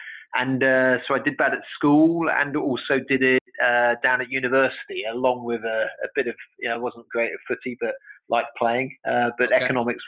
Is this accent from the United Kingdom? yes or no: yes; London, United Kingdom; Okay, well, I was born in London.